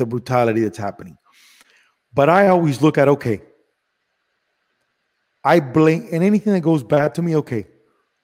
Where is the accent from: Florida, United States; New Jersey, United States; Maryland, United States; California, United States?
Florida, United States; Miami; also born or lived in Cuba / Madrid, Spain / Los Angeles / Las Vegas; I grew up in Miami where everybody's Cuban